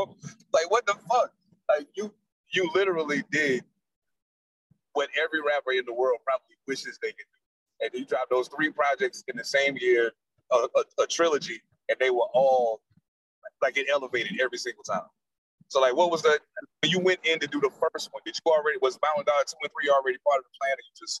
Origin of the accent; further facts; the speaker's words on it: United States; y'all already know I'm from the East, man, and coming out of Carolina hip-hop